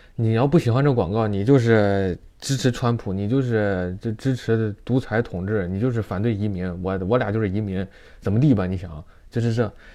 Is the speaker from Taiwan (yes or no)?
no; China; moved away as an adult; now in United States; 我作为一个中国人